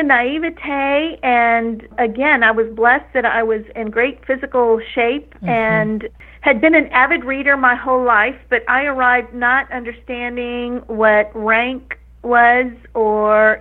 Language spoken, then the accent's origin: English; Texas, United States; I grew up in Texas, born and raised Texan